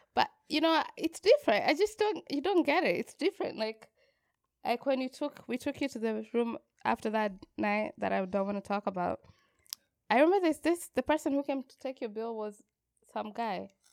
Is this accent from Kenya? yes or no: yes; Kenya; as a Kenyan